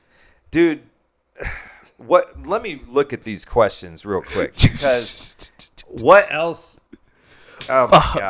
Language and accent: English; Shawnee, Kansas, United States; I'm from Shawnee, yeah. Oh. Shawnee, Kansas.